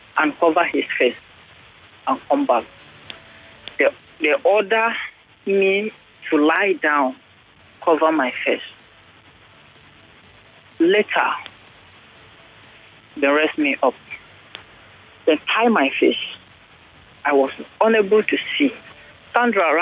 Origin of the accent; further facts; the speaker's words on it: Kaduna, Kaduna State, Nigeria; now in Lagos, Nigeria; I'm a northerner. I'm from Kaduna.